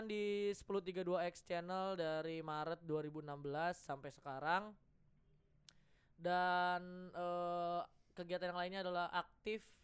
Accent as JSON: {"language": "Indonesian", "region": "North Sumatra", "country": "Indonesia", "said": "gue emang orang Batak."}